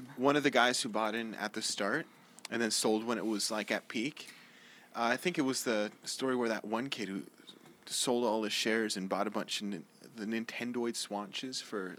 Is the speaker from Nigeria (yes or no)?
no; California, United States; also born or lived in New Orleans; now in Florida, United States; I grew up in California